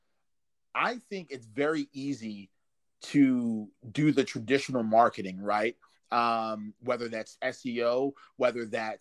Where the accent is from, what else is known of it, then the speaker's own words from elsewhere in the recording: Maryland, United States; It takes me 28 minutes to get back to my hometown